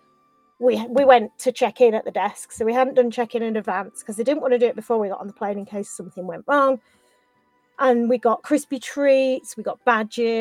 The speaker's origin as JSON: {"language": "English", "country": "United Kingdom", "said": "we're British"}